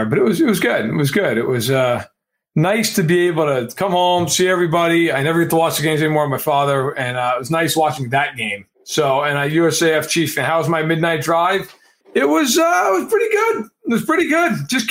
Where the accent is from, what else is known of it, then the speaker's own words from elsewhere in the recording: New York, United States; now in Illinois, United States; I am from New York. I am a New Yorker. Like I live in Illinois now as a hostage, essentially.